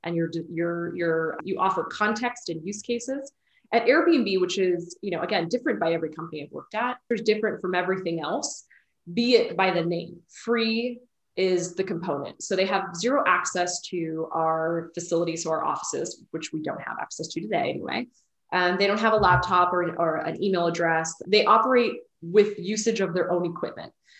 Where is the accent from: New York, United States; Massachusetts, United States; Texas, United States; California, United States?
California, United States; Bay Area; moved away as an adult; now in Austin, United States; I'm from the Bay Area